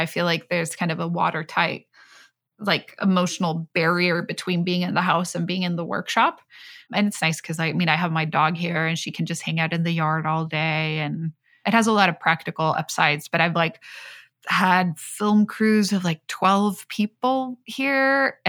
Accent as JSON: {"language": "English", "town": "Stockholm", "region": "Stockholm County", "country": "Sweden", "tie": "born or raised there", "second_language": "English", "moved": "as an adult", "lives_now": "San Francisco, United States", "said": "I grew up in Stockholm and I spent most of my life in Stockholm. And there, like the public transport is just so amazing. There was very few times where I really had to. And then I moved to San Francisco"}